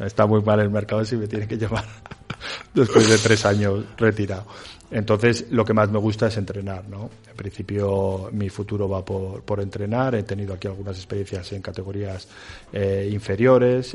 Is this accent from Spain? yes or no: yes; Villava, Navarre, Spain; now in Valladolid, Spain; yo soy navarro de, de Villaba